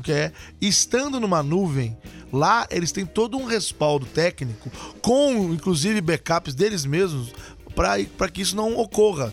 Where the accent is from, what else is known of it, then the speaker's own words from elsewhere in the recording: Machado, Minas Gerais, Brazil; eu sou de Machado, Minas Gerais